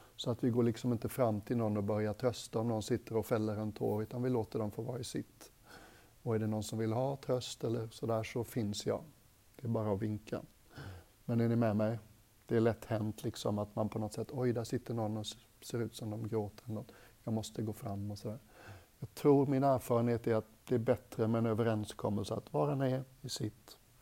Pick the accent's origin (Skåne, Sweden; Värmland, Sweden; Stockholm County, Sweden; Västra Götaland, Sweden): Västra Götaland, Sweden; Gothenburg; Jag är göteborgare